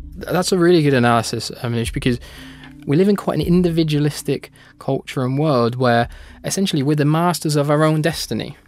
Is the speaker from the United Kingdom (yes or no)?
yes; United Kingdom; in my home country, the United Kingdom